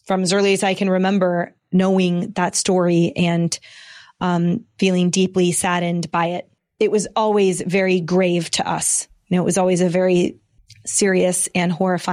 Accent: Bay Area, California, United States; I grew up there in the Bay Area

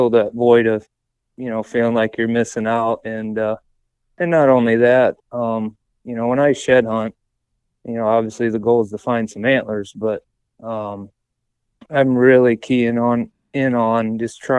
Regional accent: Northern Ohio, United States; I'm from Northern Ohio

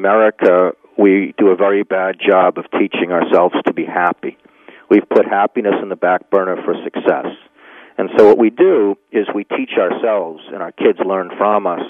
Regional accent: Needham, Massachusetts, United States; my hometown, Needham, Massachusetts, where I grew up

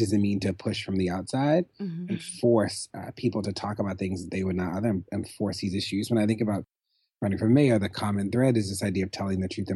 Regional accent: Baltimore, Maryland, United States; I'm from Pilotville from Freshbury, which is, you know, now they call it Coppin Heights.

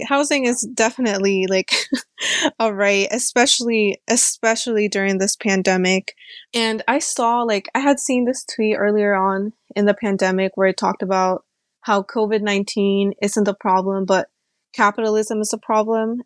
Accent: Alexandria, Virginia, United States; also born or lived in Peru; I'm a longtime resident of Alexandria City. I immigrated here from Peru when I was about six years old with my family

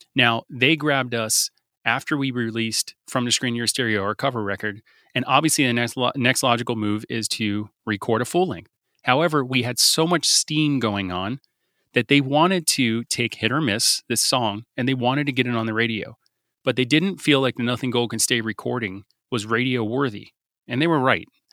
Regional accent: South Florida, United States; we're a band from South Florida

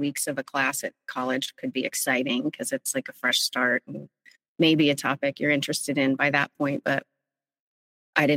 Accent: Central Valley, California, United States; also born or lived in San Francisco; I grew up in the Central Valley in California in a rural town

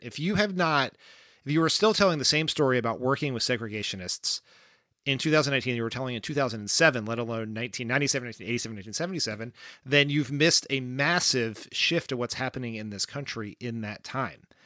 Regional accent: Delaware, United States; I am from Delaware. As we've said on this pod many times, Joe Biden has been my senator or my vice president nearly my entire life

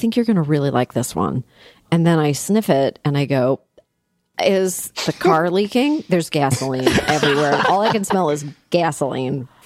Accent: Toronto, Ontario, Canada; moved away; I'm originally from Toronto

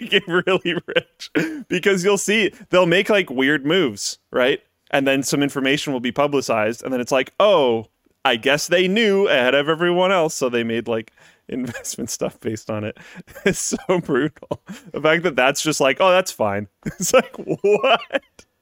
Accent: Canada; speaking as a Canadian

